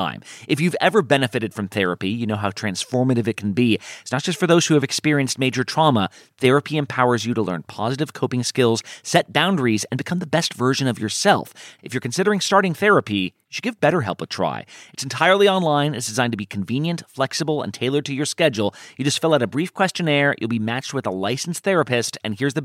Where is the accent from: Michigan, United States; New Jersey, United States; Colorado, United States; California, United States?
California, United States; Southern; I grew up in Southern California